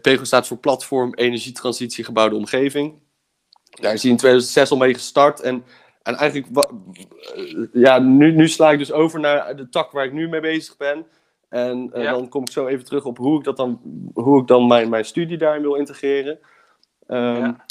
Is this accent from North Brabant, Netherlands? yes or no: yes; Breda, North Brabant, Netherlands; moved away as an adult; now in Delft, Netherlands; ik ben opgegroeid in Breda. Ik woon nu in Delft